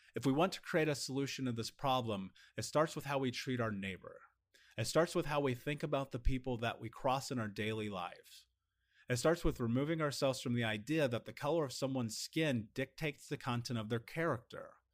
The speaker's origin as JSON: {"language": "English", "country": "United States", "said": "a biracial man in America"}